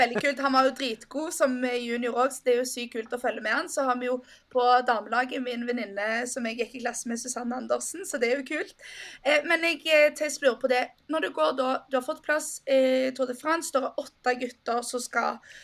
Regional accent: Norway; som nordmann

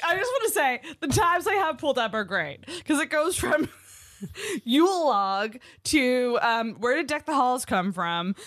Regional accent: Antigonish, Nova Scotia, Canada; I'm from Agenesh

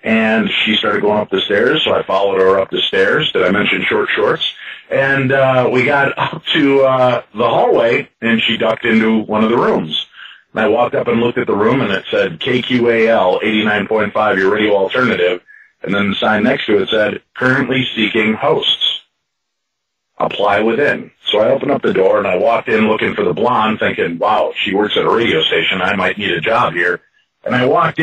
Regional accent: Chicago, Illinois, United States; I grew up in Chicago in the 70s and 80s

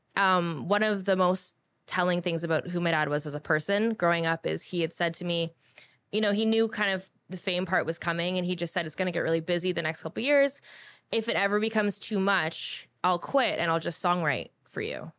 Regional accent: Guelph, Ontario, Canada; also born or lived in Toronto; I grew up back and forth between the two

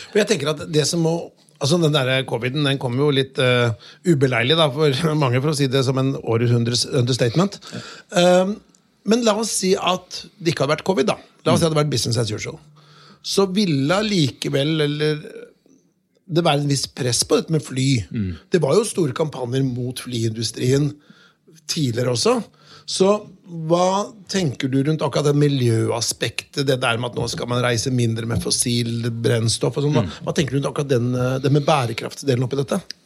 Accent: Notodden, Telemark, Norway; jeg kommer fra Notodden

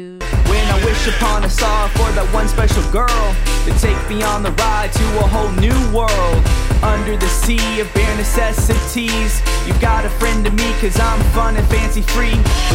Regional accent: Dallas, Texas, United States; We are a couple from Dallas, Texas

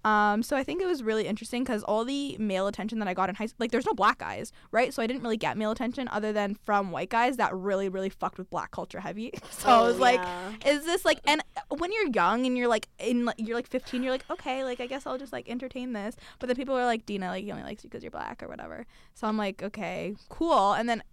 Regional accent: London, United Kingdom; we grew up in London. Amal actually grew up in London too.

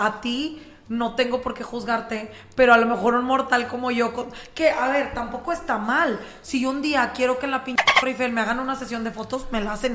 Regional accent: Monterrey, Nuevo León, Mexico; mi propio Monterrey

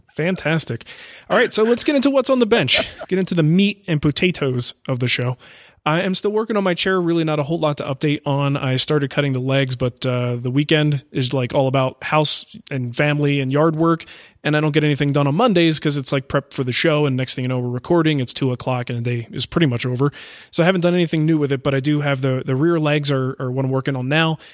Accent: Arizona, United States; moved away; I'm from Arizona

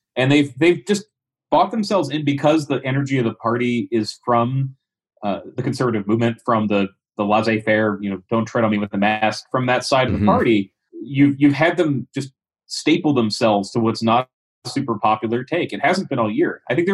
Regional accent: Delaware, United States; my home state, Delaware

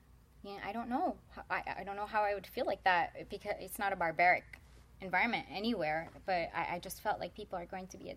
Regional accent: Midwest, United States; I grew up in the Midwest

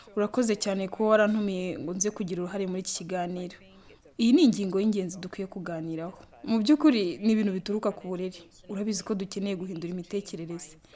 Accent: Angola; ndi umudije wo muri angora

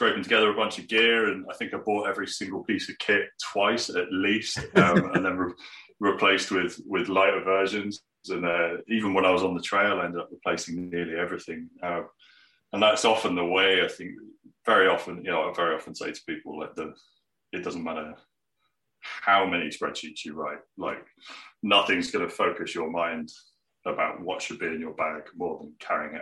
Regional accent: Plymouth, South West England, United Kingdom; I grew up in Plymouth, which is right on the coast

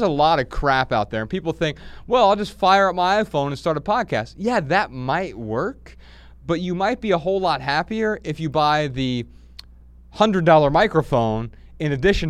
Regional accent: Dayton, Ohio, United States; also born or lived in Missoula, United States; Yeah. We're from Dayton, Ohio originally.

